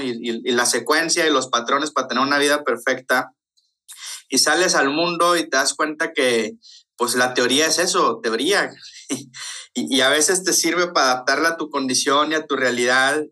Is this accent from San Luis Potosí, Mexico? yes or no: no; Ciudad Obregón, Sonora, Mexico; accent: golpeado (Sonoran); Soy sonorense, entonces así hablo. no es que esté enojado, traigo lo golpeado de nacimiento